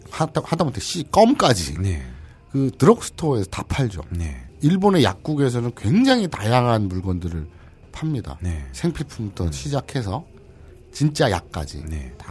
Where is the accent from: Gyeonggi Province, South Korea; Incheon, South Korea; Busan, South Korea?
Busan, South Korea; 지금까지 방송 듣고 이래저래 알아본 바 저랑 동향일 수도 있는데 부산이라면 부산에서도 같은 동네.